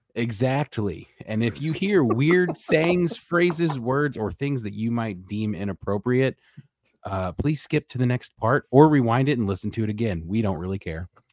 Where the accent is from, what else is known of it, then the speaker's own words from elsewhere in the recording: St. Louis, Missouri, United States; we're from St. Louis